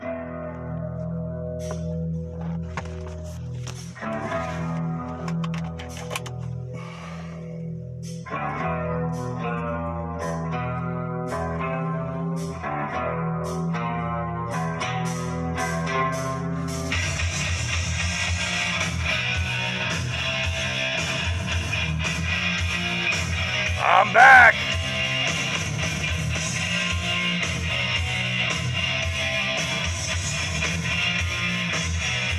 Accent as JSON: {"language": "English", "country": "United States", "said": "as an American"}